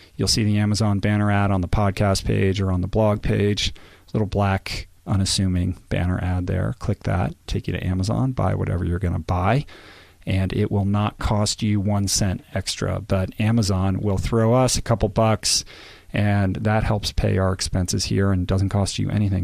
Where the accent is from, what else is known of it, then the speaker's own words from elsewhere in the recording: Washington, District of Columbia, United States; moved away; D C, my hometown